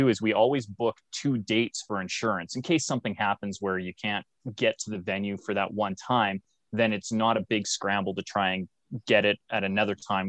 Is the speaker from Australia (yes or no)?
no; Canada; I'm Canadian